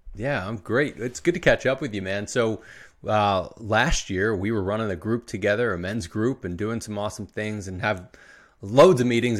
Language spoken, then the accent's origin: English; Philadelphia, Pennsylvania, United States; you're not from Philadelphia like I am.